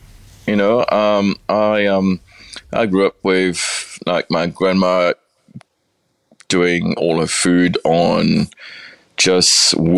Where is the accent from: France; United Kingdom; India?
United Kingdom; England; moved away as an adult; now in Beechworth, Australia; Well, I came over from England with a Sofitel, and I got a transfer to come and run number 35 in the city.